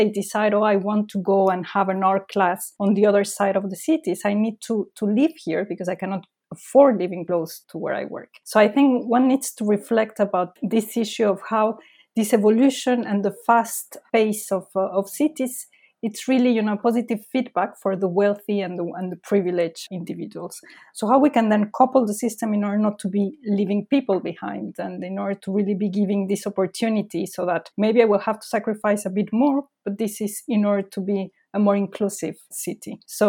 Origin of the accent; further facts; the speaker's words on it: Mexico City, Mexico; English is a second language; now in London, United Kingdom; So as I was saying, I come from Mexico City. So London for me is actually small compared to this other city